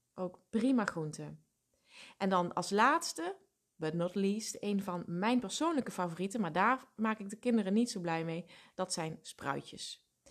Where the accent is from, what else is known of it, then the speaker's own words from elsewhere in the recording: Limburg, Netherlands; Ik kom natuurlijk uit Limburg